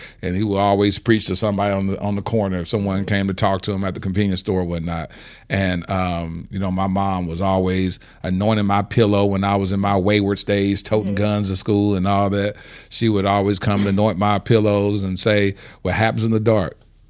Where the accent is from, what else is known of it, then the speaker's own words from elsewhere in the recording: Dallas, Texas, United States; Dallas, Texas.